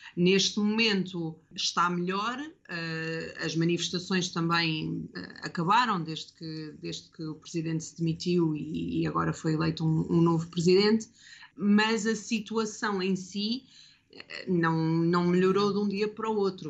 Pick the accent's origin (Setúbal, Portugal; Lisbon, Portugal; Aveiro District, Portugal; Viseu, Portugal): Lisbon, Portugal; moved away as an adult; now in Mirissa, Sri Lanka; eu sou de Lisboa e, portanto, às vezes a minha cidade também me faz, eh, também me faz sentir saudades.